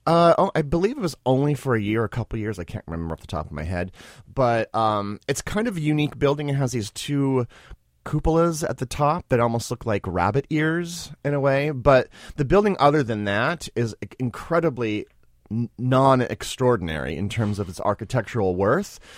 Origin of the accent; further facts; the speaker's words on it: Springfield, Missouri, United States; moved away as an adult; now in New York City, United States; from Springfield, Missouri